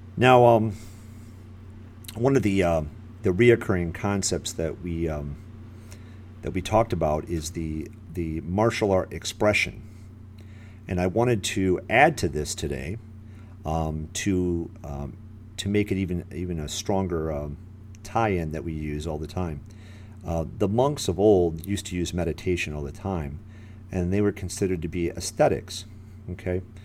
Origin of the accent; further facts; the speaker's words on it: Michigan, United States; now in Florida, United States; I'm in Florida here, uh, but I'm originally from Michigan